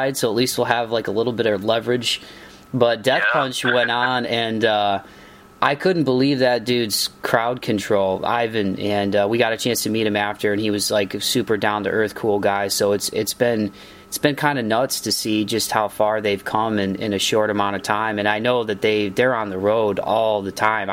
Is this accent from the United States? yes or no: yes; Toledo, Ohio, United States; my hometown of Toledo, Ohio